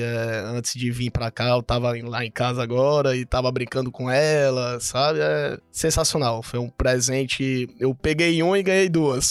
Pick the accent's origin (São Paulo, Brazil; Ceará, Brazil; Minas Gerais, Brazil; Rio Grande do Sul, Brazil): Ceará, Brazil; Fortaleza; moved away as an adult; now in Cuiabá, Brazil; Sou de Fortaleza, tô morando aqui em Cuiabá tem quase três anos.